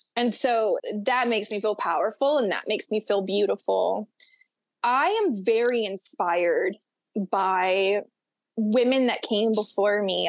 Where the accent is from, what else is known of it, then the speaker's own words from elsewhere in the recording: Florida Panhandle, United States; I grew up on the panhandle of Florida. I grew up in Florabama